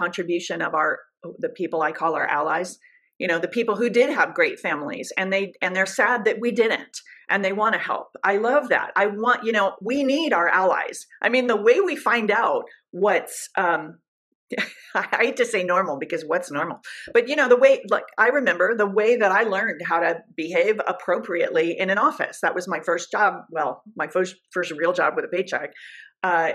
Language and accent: English; Southern California, United States; also born or lived in Orange County, California; I'm from Southern California